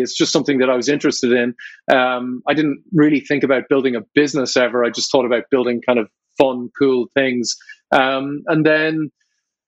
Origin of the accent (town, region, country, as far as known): Ireland